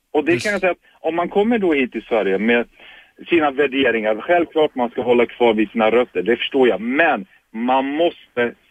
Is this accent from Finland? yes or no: no; Turkey; Jag är kurd från Turkiet.